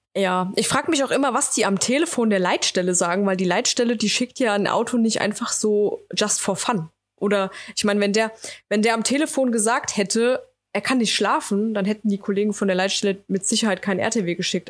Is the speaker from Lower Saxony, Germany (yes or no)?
no; Wetterau, Hesse, Germany; ich komme aus der Wetterau, ja, oder aus dem Rhein-Main-Gebiet